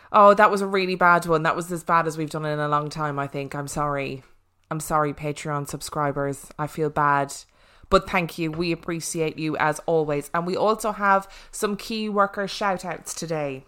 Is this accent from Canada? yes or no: no; Ireland; I am actually Irish.